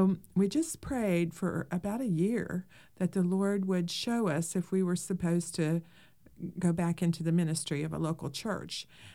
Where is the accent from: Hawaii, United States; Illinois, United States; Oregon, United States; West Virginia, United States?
West Virginia, United States; I grew up in West Virginia, out in the country